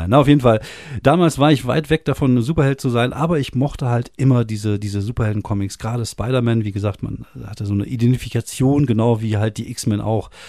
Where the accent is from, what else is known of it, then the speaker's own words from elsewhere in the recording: France; now in Germany; ich bin ja zum Teil in Frankreich aufgewachsen, mit elf nach Frankreich runter.